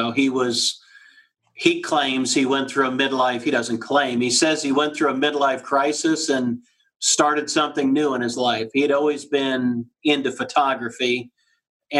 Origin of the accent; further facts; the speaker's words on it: Florida, United States; moved away as an adult; now in Columbus, United States; I grew up in Florida